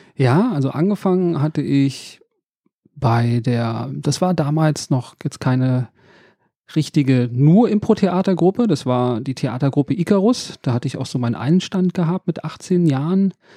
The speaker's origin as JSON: {"language": "German", "region": "Berlin", "country": "Germany", "tie": "born or raised there", "also_born_or_lived": "Reinickendorf, Berlin / Wedding, Berlin", "said": "aufgewachsen bin ich in Reinickendorf, aber die meiste Zeit in, in Neukölln"}